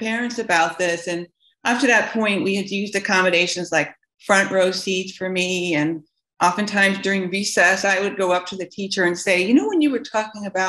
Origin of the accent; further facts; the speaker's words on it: Tucson, Arizona, United States; I grew up in Tucson